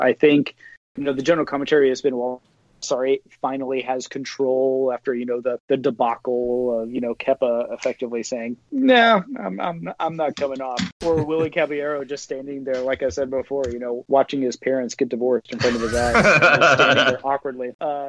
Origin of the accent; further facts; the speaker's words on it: United States; as much of a fan I am of him as an American.